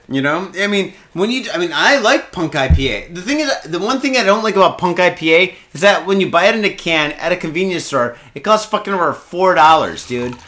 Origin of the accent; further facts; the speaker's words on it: Michigan, United States; now in Japan; I'm from Michigan